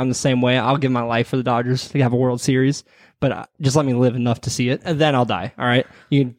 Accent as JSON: {"language": "English", "town": "Oakland", "region": "California", "country": "United States", "tie": "born or raised there", "said": "I was born in Oakland."}